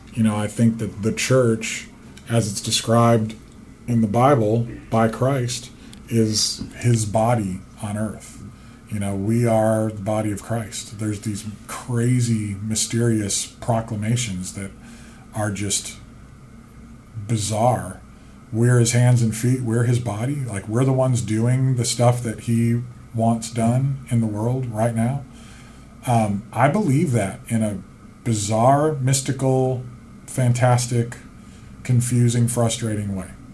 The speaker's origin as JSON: {"language": "English", "region": "Central Illinois", "country": "United States", "tie": "born or raised there", "said": "growing up in Central Illinois and that farmland"}